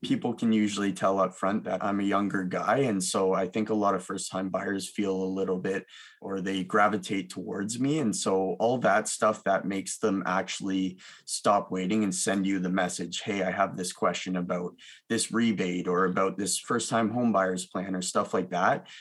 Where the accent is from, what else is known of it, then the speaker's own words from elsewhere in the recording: Milton, Ontario, Canada; also born or lived in Mississauga, Ontario; I uh, grew up between Milton, Ontario and Mississauga